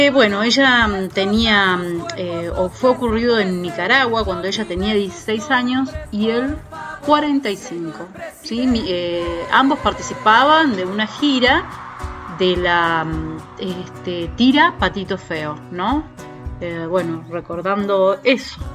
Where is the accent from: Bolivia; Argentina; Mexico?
Argentina; Bariloche, Río Negro; soy de Bariloche.